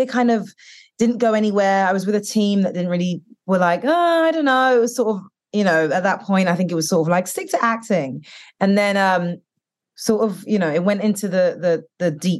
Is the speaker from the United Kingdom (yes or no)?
yes; United Kingdom; now in United States; growing up in the UK and being Black British and Caribbean, and then coming here